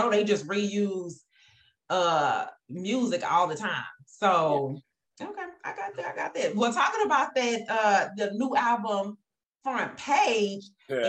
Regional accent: Houston, Texas, United States; I'm from Houston

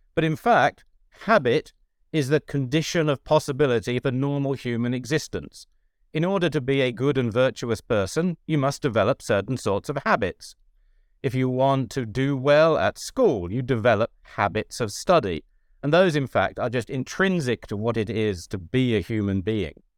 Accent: United Kingdom; moved away; also born or lived in Ireland / United States; I'm a British Catholic theologian who has been lucky enough to teach, uh, in Britain and also in Ireland and for ten years in the U S.

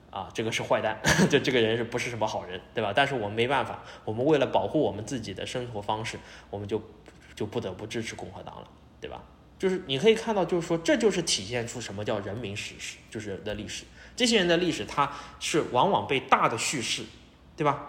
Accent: Shanghai, China; 我们上海人

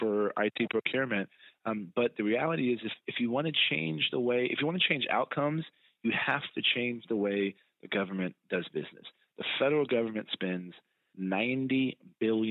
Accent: San Antonio, Texas, United States; I was born and raised in San Antonio and went to Texas A&M

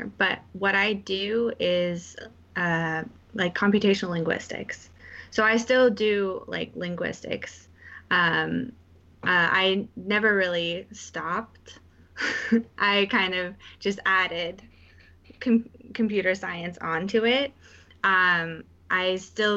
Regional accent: Menlo Park, California, United States; moved away as an adult; also born or lived in Boston; now in New York City, United States; I grew up in Menlo Park

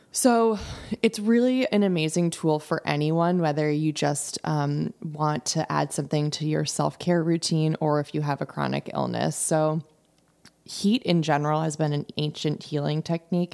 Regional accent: Darien, Connecticut, United States; also born or lived in London / Norwalk; I grew up in Darien, so I grew up in the area.

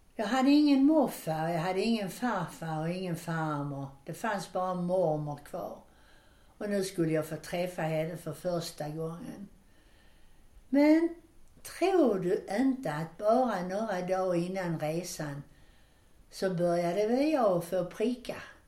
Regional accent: Landskrona, Skåne, Sweden; vi hade ju det bra med att bada och så hemma i Landskrona i Borstahusen

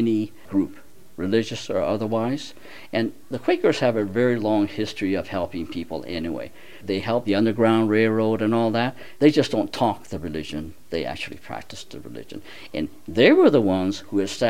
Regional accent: Seattle, Washington, United States; also born or lived in Minidoka, Idaho; I was born in Seattle, Washington, early 1939.

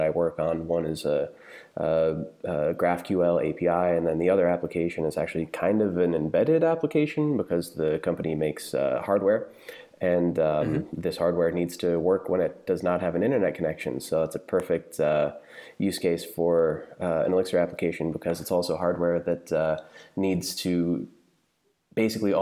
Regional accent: outside New York, United States; moved away as an adult; now in Berlin, Germany; I'm American. I grew up outside New York, but we've lived in Germany for 4 years now

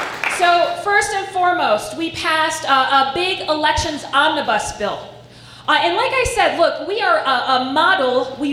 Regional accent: Estes Park, Colorado, United States; I grew up in rural Colorado. I grew up in Estes Park. And I grew up pretty working class

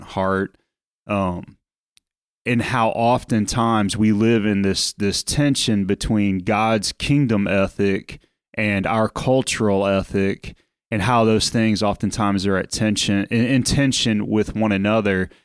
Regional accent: United States

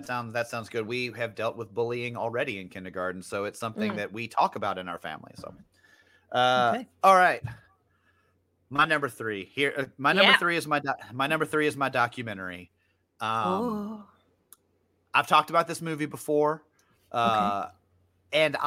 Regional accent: Memphis, Tennessee, United States; I grew up in Memphis too

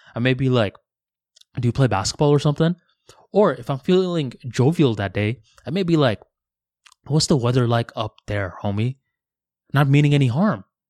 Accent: West Palm Beach, Florida, United States; also born or lived in Tampa; I was going from West Palm Beach, uh, to Tampa for university

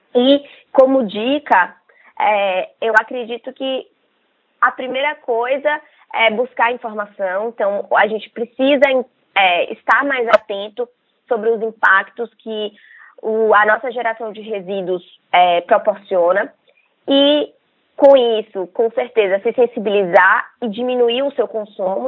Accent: Salvador, Bahia, Brazil; moved away as an adult; also born or lived in São Paulo; Nós somos um, daqui da Bahia, né, é, de Salvador, e a gente se mudou para São Paulo

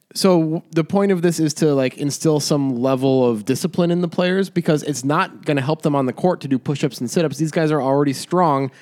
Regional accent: Chicago, Illinois, United States; As a Chicagoan

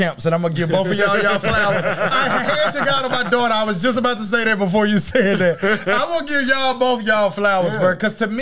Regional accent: East Texas, United States; moved away as an adult; I'm not even from Houston. I'm from 5 hours from Houston. I'm from a small ass town in East Texas

